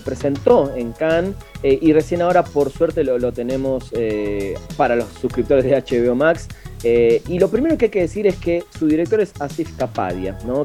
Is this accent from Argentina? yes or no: yes; Argentina; moved away; como argentino y futbolero